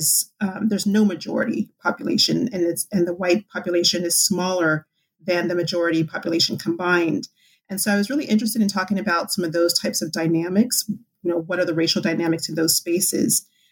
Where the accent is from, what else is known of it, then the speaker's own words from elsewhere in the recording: California, United States; I grew up in Southern California. I usually just say Orange County since I moved around quite a bit throughout the county.